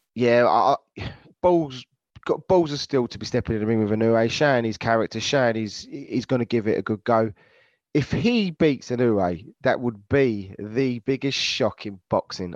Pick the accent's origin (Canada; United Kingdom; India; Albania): United Kingdom; we're British